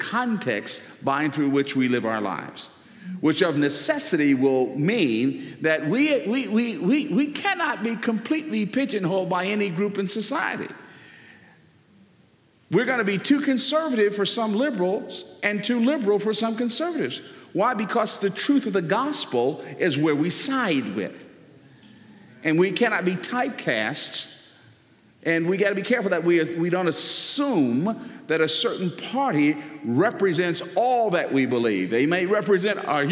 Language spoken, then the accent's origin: English; Newark, New Jersey, United States; I was born in the Central Ward of Newark, New Jersey.